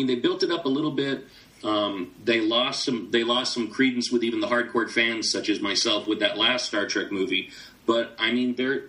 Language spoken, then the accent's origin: English; United States; as an American